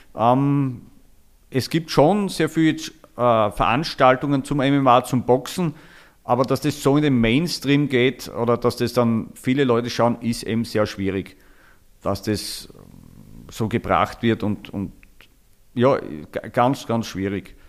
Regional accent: Styria, Austria; also born or lived in Falls Church, Virginia, United States; bei uns in der Steiermark

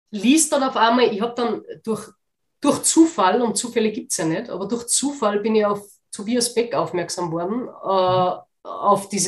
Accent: Austria; ich weiß nicht, wie das bei euch in Deutschland ist, aber bei uns in Österreich gibt es ja Werbekampagnen dafür.

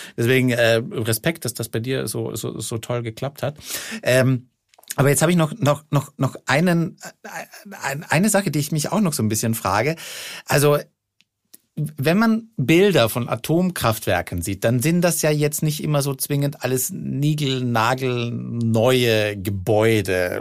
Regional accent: Austria; ich komme aus Österreich

